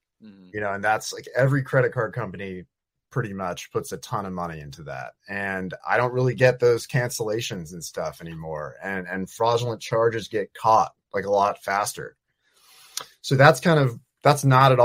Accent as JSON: {"language": "English", "region": "Virginia", "country": "United States", "also_born_or_lived": "Eugene, Oregon", "moved": "as an adult", "said": "I'm from Virginia"}